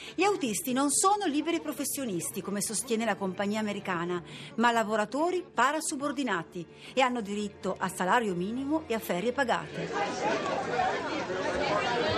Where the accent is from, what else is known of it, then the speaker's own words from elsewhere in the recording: Italy; Vengo dall'Italia